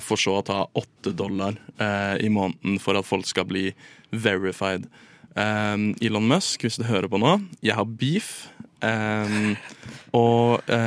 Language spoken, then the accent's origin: Norwegian; Drøbak, Akershus, Norway; jeg er fra Drøbak